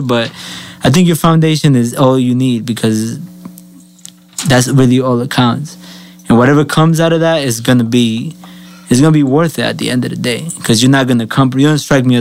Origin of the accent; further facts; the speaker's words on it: Colombia; now in United States; I'm Colombian.